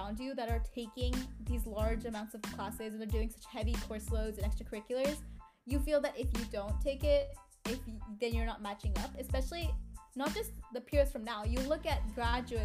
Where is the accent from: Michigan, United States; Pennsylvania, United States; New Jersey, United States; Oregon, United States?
Oregon, United States; now in California, United States; I grew up in Oregon before I moved to California